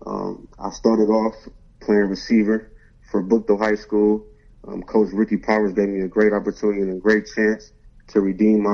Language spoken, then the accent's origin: English; Akron, Ohio, United States; I grew up in Akron, Ohio, the west side of Akron